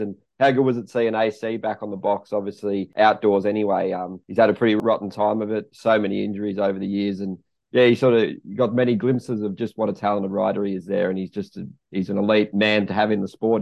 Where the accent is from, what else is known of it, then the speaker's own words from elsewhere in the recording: Australia; me being an Aussie